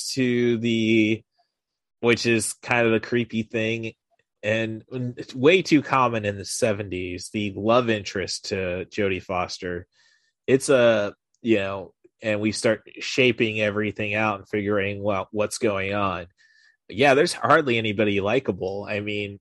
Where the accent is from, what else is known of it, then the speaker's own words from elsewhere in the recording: Morton, Illinois, United States; I grew up in Morton, Illinois